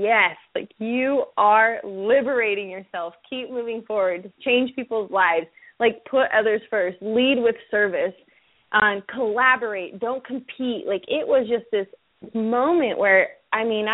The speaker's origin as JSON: {"language": "English", "region": "Utah", "country": "United States", "tie": "born or raised there", "also_born_or_lived": "California", "moved": "as an adult", "said": "I was born and raised in Utah, and I came back here to open up my practice"}